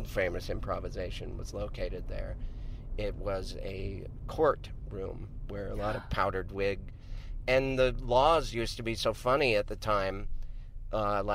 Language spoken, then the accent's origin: English; Montana, United States; I'm from Montana